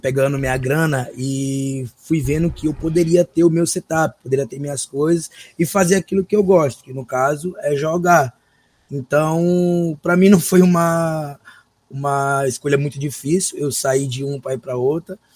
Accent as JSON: {"language": "Portuguese", "town": "São Luís", "region": "Maranhão", "country": "Brazil", "tie": "born or raised there", "said": "Eu sou natural de São Luís, atualmente resido aqui em São Luís."}